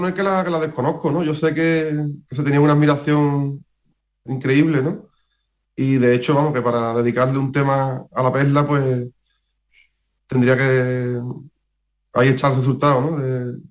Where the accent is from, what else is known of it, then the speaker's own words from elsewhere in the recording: Jerez de la Frontera, Andalusia, Spain; cantar en mi tierra